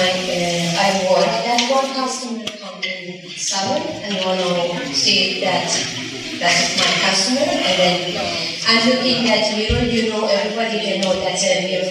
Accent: Iran; English is a second language; moved away; My background is Iran is Muslim

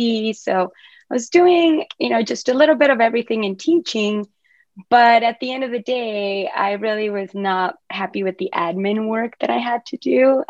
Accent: Mexico; also born or lived in Asia; now in United States; I'm originally from Mexico, so in the Hispanic background, cannabis is just, you know, it's just bad.

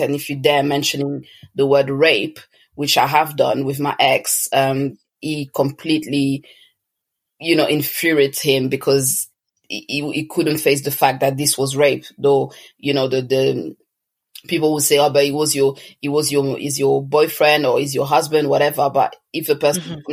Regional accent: Toulouse, Occitania, France; moved away as an adult; also born or lived in Congo; now in London, United Kingdom; I was born in France, uh, precisely in Toulouse, but I'm originally from Congo, and I have lived a few years there, but um, the majority of my childhood, um, you know, teenage years was spent in France, and I'm now living in London.

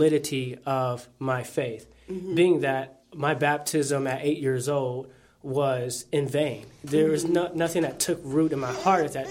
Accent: Fort Wayne, Indiana, United States; also born or lived in Bloomington, Indiana; growing up in Fort Wayne, I come from a Christian background.

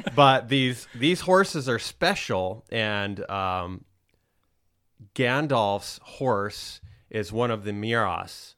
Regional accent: Rapid City, South Dakota, United States; moved away; I am originally from the Black Hills of South Dakota. Rapid City is where I grew up

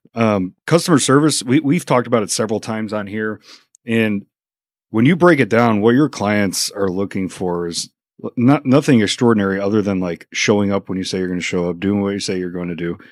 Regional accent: Chicago suburbs, Illinois, United States; now in Mansfield, United States; We kept moving away. So we were Burbank, Oaklawn, Orland Park

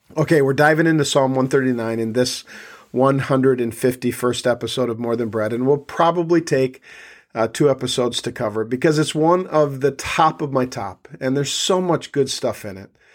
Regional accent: South Dakota, United States; I grew up in South Dakota

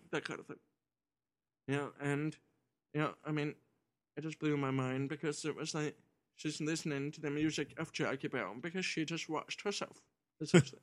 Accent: Kingston, Ontario, Canada; moved away; my hometown of Kingston

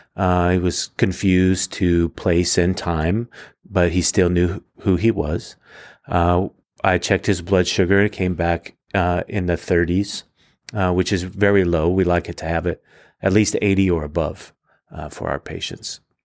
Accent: Fresno, California, United States; now in Reedley, United States; I was born and raised in Fresno

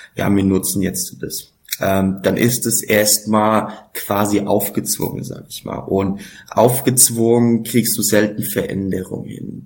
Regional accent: Laufach, Bavaria, Germany; also born or lived in Frankfurt; lauffach, mein Heimatdorf

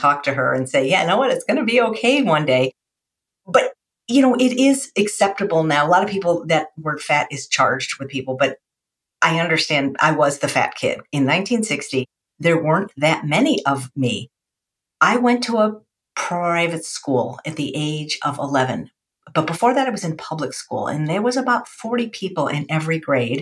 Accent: Chicago, Illinois, United States; I was the 4th of 4 children growing up in Chicago

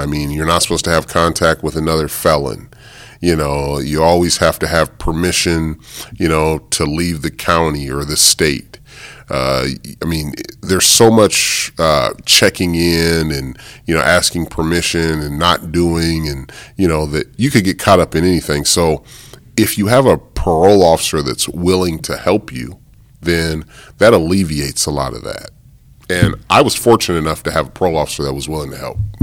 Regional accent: Des Moines, Iowa, United States; also born or lived in Hawaii; Growing up in Des Moines, Iowa, I was a high school basketball player at Johnston High School.

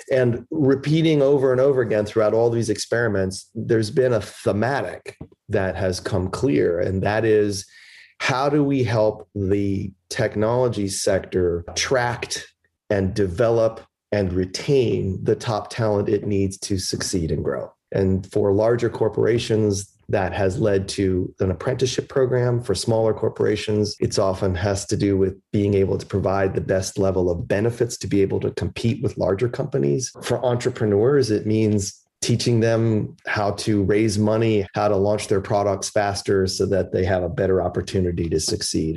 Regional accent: Chicago, Illinois, United States; moved away; also born or lived in Philadelphia; They came here in 1960 and immigrated to Chicago, which is where I was born in 62

